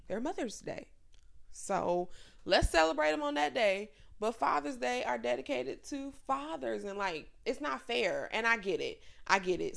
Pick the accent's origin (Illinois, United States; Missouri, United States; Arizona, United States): Illinois, United States; Chicago; moved away; I grew up on the South Side in the hood.